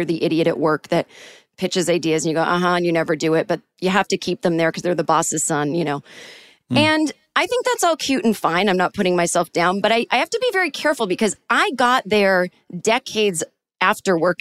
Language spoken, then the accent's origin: English; Boston, Massachusetts, United States; I'm from Boston originally, and then my family is from Manchester, UK.